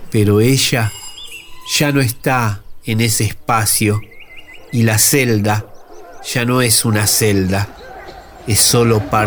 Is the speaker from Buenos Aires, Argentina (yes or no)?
yes; Buenos Aires, Argentina; de Villa Soldati, un sobreviviente, rebelde y aventurero